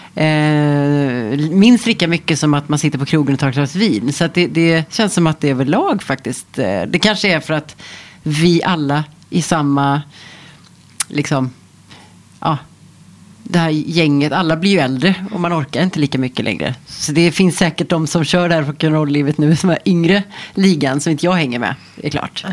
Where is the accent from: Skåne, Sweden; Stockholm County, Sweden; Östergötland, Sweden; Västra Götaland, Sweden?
Stockholm County, Sweden; Stockholm; moved away as an adult; now in Portugal; när jag är hemma i Stockholm